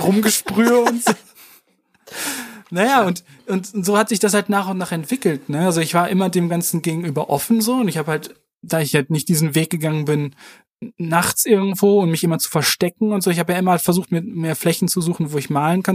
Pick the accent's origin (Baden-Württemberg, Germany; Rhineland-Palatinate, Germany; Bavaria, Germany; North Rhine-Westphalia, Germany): North Rhine-Westphalia, Germany; Warendorf; ich bin in, in Warendorf zur Schule gegangen aufs Mariengymnasium